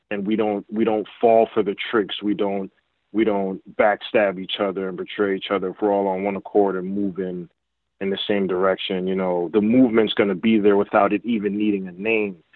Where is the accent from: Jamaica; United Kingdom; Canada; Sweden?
Jamaica; yeah, that that's just my connection because I'm Jamaican.